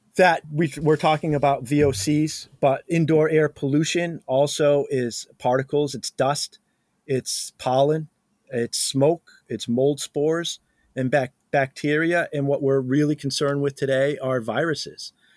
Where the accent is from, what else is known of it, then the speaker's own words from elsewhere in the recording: New England, United States; I'm from New England, so we're used to this frost in the morning